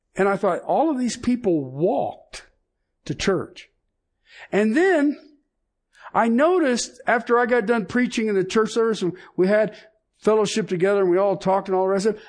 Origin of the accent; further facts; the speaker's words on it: United States; me being an American